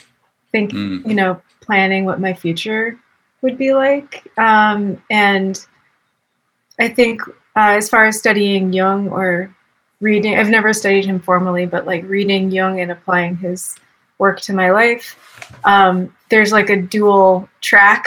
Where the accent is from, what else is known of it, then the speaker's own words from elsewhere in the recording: Boston, Massachusetts, United States; now in Austin, United States; I grew up in Boston